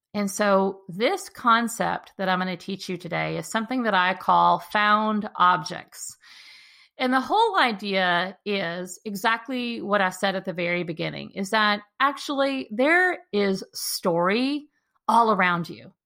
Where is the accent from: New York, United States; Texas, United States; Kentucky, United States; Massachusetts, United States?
Texas, United States; the park that I walk in regularly in my hometown